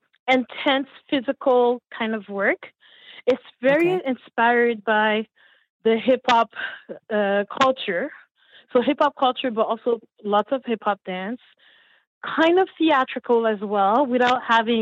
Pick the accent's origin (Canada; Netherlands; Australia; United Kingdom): Canada; Montreal, Quebec; also born or lived in Haiti; I'm from Montreal, raised in Montreal, originally from Haiti